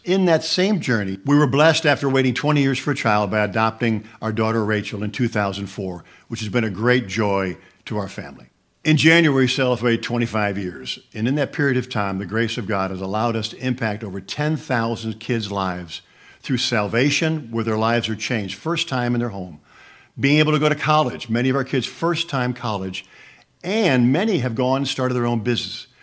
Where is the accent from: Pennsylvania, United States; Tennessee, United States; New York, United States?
New York, United States; Buffalo; moved away as an adult; also born or lived in Jacksonville, Florida; growing up in Buffalo, New York, small town